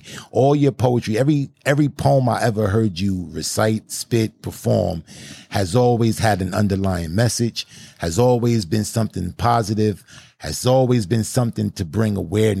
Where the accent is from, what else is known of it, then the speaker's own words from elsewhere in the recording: Brooklyn, New York, United States; I came from Brooklyn.